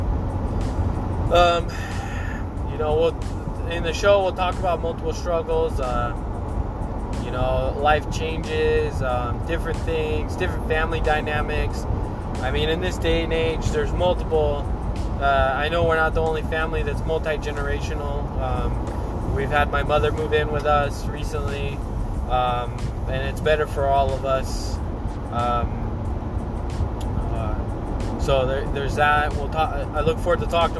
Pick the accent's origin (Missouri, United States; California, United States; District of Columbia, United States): California, United States; Anaheim; moved away; Born and raised in Anaheim